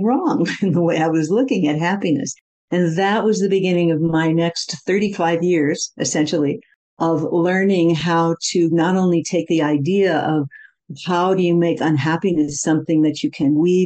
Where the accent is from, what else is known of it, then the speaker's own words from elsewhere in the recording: Midwest, United States; also born or lived in India; I come from the Midwest in America